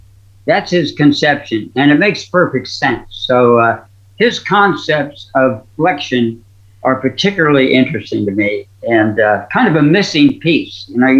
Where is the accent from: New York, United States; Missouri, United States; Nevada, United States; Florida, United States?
Missouri, United States; You know, I'm from Missouri. You got to show me.